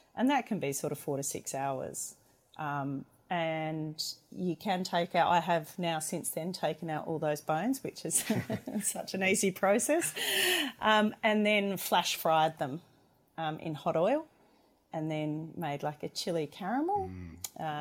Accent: McLaren Vale, South Australia, Australia; moved away as an adult; also born or lived in Hobart / Melbourne; I'm originally from the McLaren Vale region in South Australia

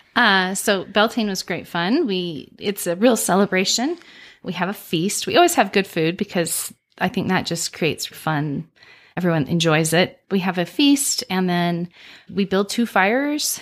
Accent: Utah, United States; I grew up here in Utah

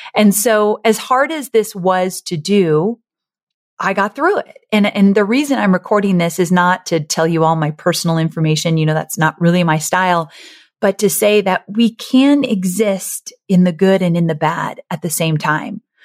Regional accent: Orange County, California, United States; moved away; I grew up in Orange County near L

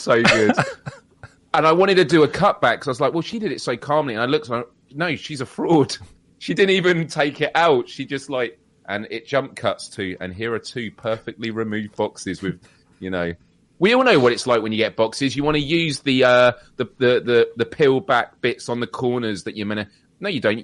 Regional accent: United Kingdom; we're British

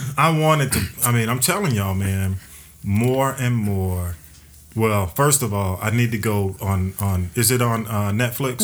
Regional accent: Atlanta, Georgia, United States; I grew up on North Avenue

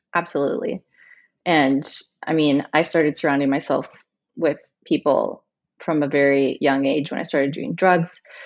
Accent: Chihuahua, Mexico; moved away; also born or lived in United States / Dallas / Los Angeles; I was raised in Mexico, in Chihuahua, Mexico

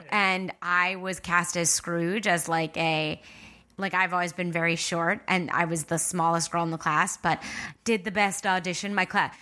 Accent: Long Island, New York, United States; moved away; I'm from Long Island.

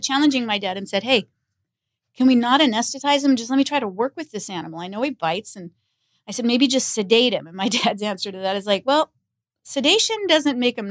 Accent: Los Angeles, California, United States; growing up in Los Angeles, you know, that was Hollywood

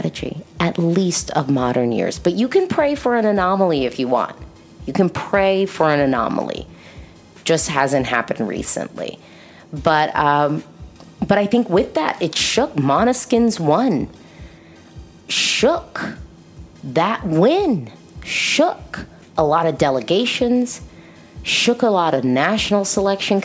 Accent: United States; I'm an American

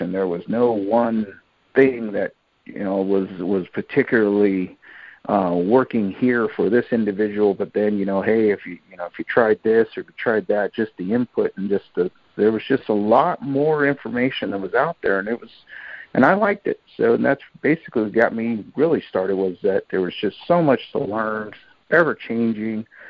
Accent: Portland, Oregon, United States; growing up here in the Portland area, uh, you know, I said, our we had plenty of waterways to fish from

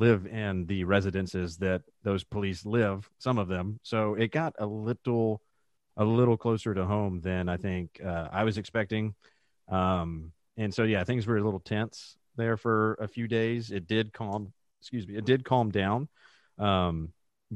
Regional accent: Georgia, United States; Born and raised in Georgia, still live in the Atlanta metro area

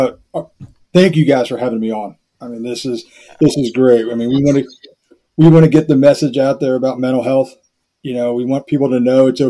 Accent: York, Pennsylvania, United States; also born or lived in Key West, Florida; I grew up here in Pennsylvania, in York, Pennsylvania, graduated high school

